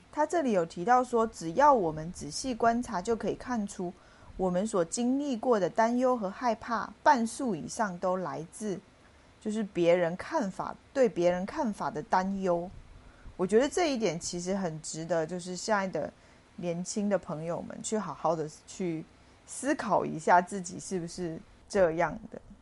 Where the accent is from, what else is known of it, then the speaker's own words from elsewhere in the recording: China; 我们中国人